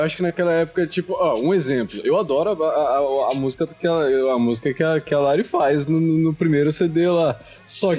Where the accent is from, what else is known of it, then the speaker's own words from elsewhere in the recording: Paraná, Brazil; eu sou daqui do Paraná